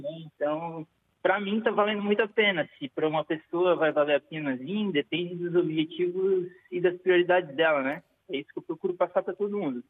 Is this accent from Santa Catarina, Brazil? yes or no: yes; Florianópolis, Santa Catarina, Brazil; accent: Brazilian; moved away as an adult; also born or lived in Italian ancestry; now in Portugal; sou brasileiro, vim de Santa Catarina, lá do sul do Brasil com a minha esposa